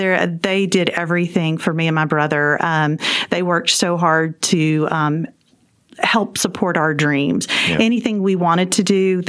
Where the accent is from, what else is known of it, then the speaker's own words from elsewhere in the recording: Clinton, Mississippi, United States; also born or lived in Columbus, Mississippi; now in Mansfield, Texas, United States; I grew up in Clinton, Mississippi, which is a little suburb outside of Jackson, Mississippi.